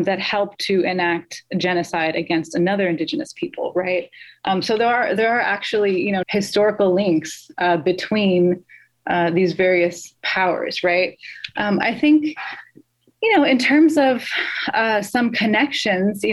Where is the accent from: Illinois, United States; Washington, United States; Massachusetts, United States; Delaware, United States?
Illinois, United States; Chicago; I was born in the United States. I'm actually a Chicago native